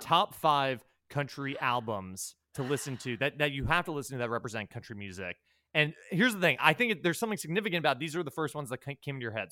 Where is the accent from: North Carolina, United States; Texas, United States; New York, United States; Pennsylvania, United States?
New York, United States; I'm from New York